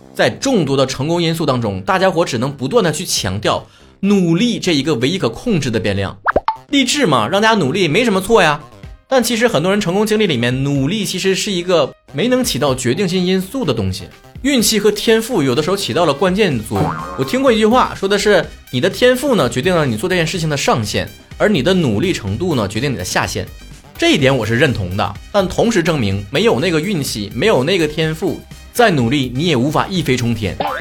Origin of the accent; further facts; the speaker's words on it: Northeast China, China; 咱们东北人嘛，想说好普通话，最难克服的是那种精神层面的东西